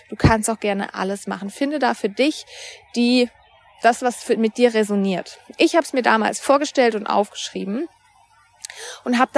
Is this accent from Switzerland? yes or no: no; Baden-Württemberg, Germany; now in Cologne, Germany; Mein Freund und ich haben uns dann irgendwann überlegt, wir wollen von Köln wieder in meine Heimat bei Freiburg ziehen